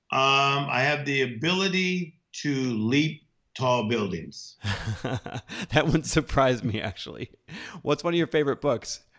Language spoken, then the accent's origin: English; Compton, California, United States; now in Orange County, United States; Compton, California. It's a beautiful area.